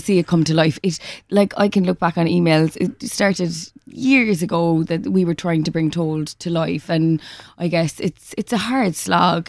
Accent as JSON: {"language": "English", "area": "West Cork", "region": "Munster", "country": "Ireland", "tie": "born or raised there", "also_born_or_lived": "London", "moved": "as an adult", "said": "growing up in Cork"}